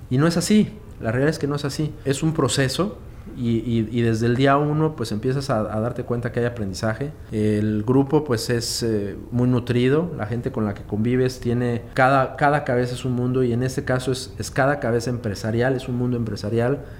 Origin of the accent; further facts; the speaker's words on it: Mexico City, Mexico; now in Veracruz, Mexico; soy de la Ciudad de México, emigré a Veracruz hace casi 10 años y pues fue buscando una oportunidad de trabajo